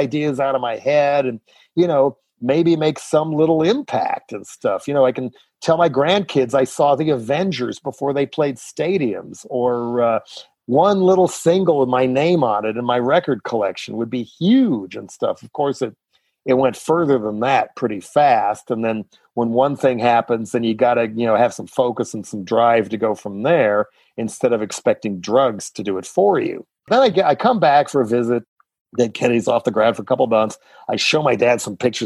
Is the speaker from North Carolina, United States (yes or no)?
no; Boulder, Colorado, United States; moved away; also born or lived in San Francisco; back in Boulder